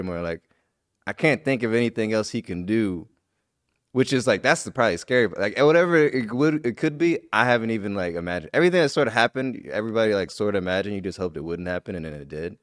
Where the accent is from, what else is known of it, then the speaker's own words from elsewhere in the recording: Midwest, United States; I'm from the Midwest